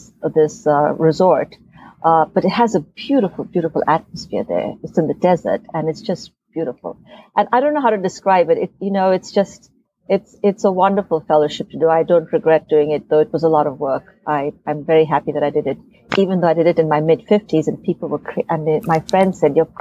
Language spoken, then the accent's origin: English; India; moved away as an adult; now in United States; growing up in India